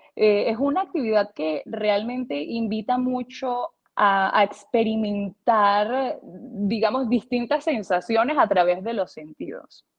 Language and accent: Spanish; Puerto Píritu, Anzoátegui, Venezuela; also born or lived in Caracas, Venezuela; yo nací en Caracas, pero me crié por varios años durante mi infancia en un pueblo llamado Puerto Píritu